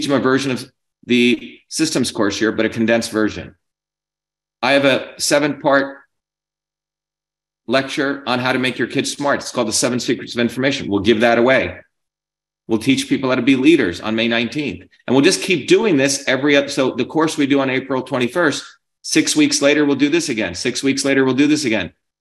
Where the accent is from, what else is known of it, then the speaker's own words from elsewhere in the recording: New Jersey, United States; I grew up in New Jersey where you didn't take shit from anyone in the 70s and 80s